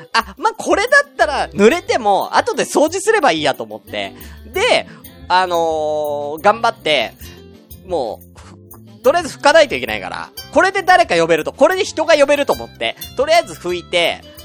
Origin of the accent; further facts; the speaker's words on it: Tokyo, Japan; moved away as an adult; 東京出身だから